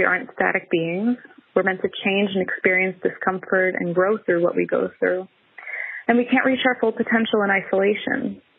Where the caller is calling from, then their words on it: Cologne, North Rhine-Westphalia, Germany; I'm calling in from Cologne, Germany. I am 33 now.